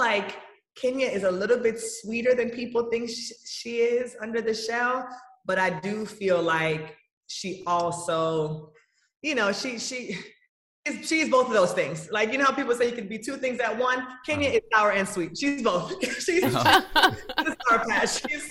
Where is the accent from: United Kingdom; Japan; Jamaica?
Jamaica; Kingston; now in Atlanta, United States; we went to Kingston, and so I'm from Kingston